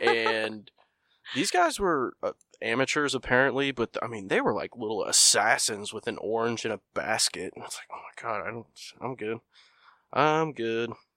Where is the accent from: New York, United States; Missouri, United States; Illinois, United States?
Illinois, United States; I'm from Illinois